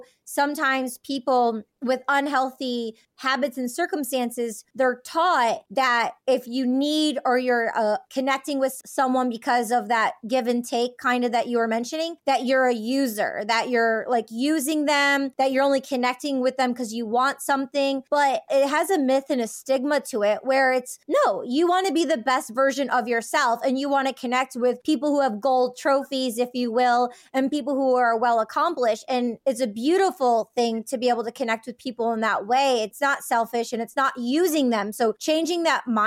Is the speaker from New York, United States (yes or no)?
no; Michigan, United States; I'm from Michigan